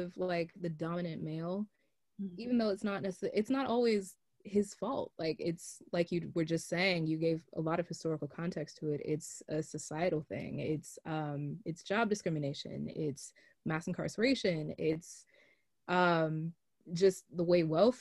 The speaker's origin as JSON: {"language": "English", "country": "United States", "tie": "born or raised there", "said": "we grew up in America"}